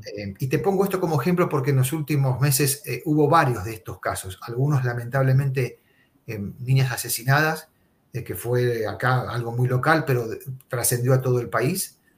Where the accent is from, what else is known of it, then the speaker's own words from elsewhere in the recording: Argentina; moved away as an adult; now in Miami, United States; soy argentino, está en mi DNI, está en mi partida de nacimiento, está en mi ADN